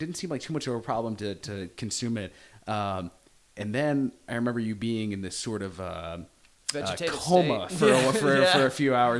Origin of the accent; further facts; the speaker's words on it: Arlington, Texas, United States; when we were growing up in Texas